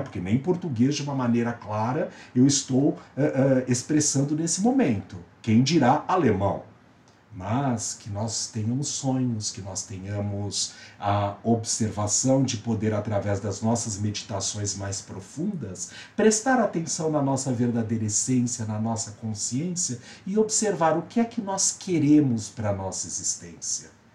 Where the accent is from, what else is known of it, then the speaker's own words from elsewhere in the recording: São Paulo, Brazil; sou paulista, paulistano, brasileiro, da América do Sul